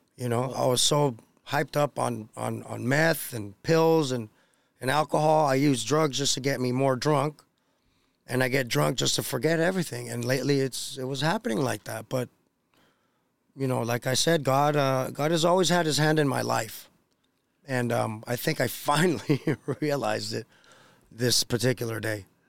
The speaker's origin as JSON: {"language": "English", "town": "Los Angeles", "region": "California", "country": "United States", "tie": "born or raised there", "also_born_or_lived": "Costa Rica / San Bernardino, California", "said": "my family's from Costa Rica, but I was born and raised in Los Angeles, California."}